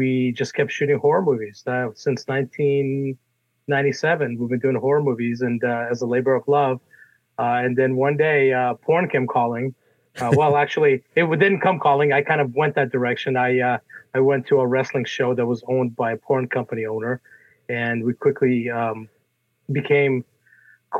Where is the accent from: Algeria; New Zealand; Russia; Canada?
Russia; now in United States; I was born in Russia, and my family and I came out here in 1979 during the Cold War.